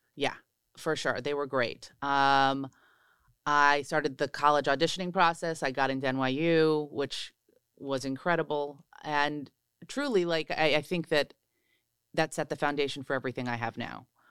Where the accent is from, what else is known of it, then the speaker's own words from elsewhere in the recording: New Jersey, United States; moved away as an adult; also born or lived in New York; now in Los Angeles, United States; I'm from New Jersey.